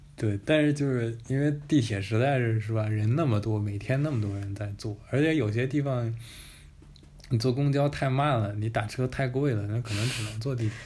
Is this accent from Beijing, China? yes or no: yes; Beijing, China; born or raised there